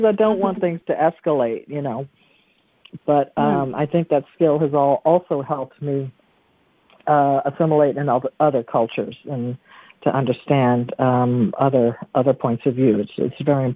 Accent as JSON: {"language": "English", "region": "the South", "country": "United States", "moved": "as an adult", "said": "I came from the South there"}